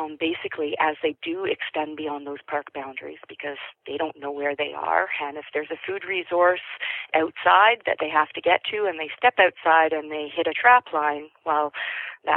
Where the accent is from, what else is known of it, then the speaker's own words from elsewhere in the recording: Toronto, Ontario, Canada; now in British Columbia, Canada; I grew up in Toronto